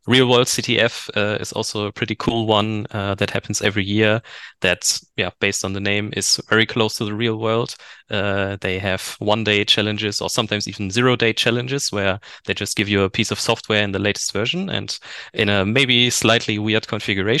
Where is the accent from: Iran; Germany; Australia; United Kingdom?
Germany; also born or lived in Bochum, Germany; I'm from Germany